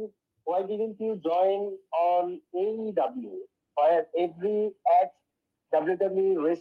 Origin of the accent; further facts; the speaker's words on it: Bangladesh; I am from Bangladesh.